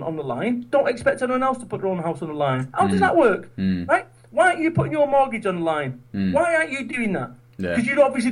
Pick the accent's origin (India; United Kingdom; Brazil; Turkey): United Kingdom; Manchester, North West England; moved away as an adult; now in Somerset, United Kingdom; I'm from Manchester. I live in Somerset now.